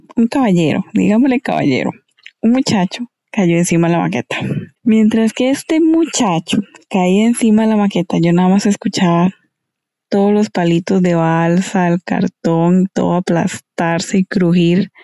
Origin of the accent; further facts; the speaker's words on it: Esparza, Puntarenas, Costa Rica; Esparza Punta Arenas, de donde soy oriunda.